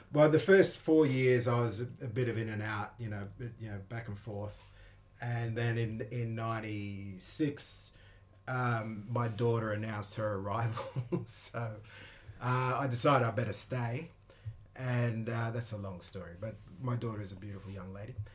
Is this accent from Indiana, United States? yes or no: no; Detroit, Michigan, United States; I'm from Detroit.